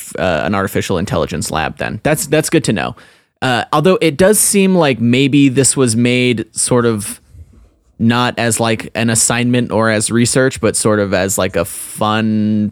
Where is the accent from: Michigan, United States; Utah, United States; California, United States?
Utah, United States; Brigham Young University is in my home state of Utah and is close to where I live and work.